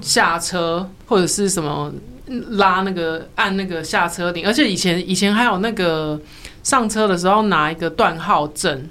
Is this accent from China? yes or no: no; Pingtung County, Taiwan; now in Taipei, Taiwan; 我们其实也是从屏东，呃，出生，然后长大